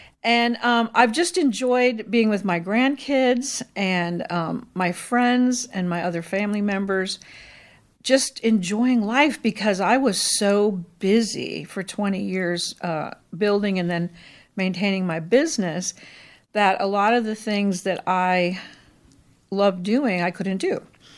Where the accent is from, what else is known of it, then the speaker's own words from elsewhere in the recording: Gary, Indiana, United States; born there; also born or lived in Philippines; So I'm not from here originally. I was born in Gary, Indiana, and lived a lot of places. And then in high school, my parents were missionaries, so I moved to the Philippines for almost 5 years and then came back to Indiana.